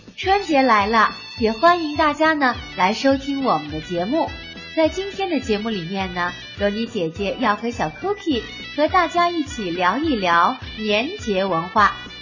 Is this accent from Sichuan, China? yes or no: yes; Chengdu, Sichuan, China; 咱们成都人